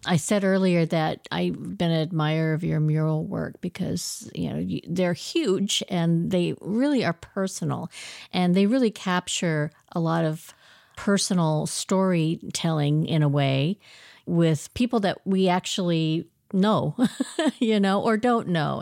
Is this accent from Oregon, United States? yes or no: yes; Oregon, United States; I grew up in Oregon from the age of ten.